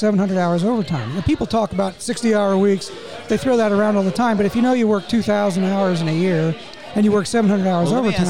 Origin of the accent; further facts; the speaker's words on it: Northumberland, Pennsylvania, United States; moved away as an adult; also born or lived in Harrisburg, Pennsylvania / Baltimore, Maryland; I grew up in Northumberland, and I met my wife at Shikellamy, and she is in Sunbury.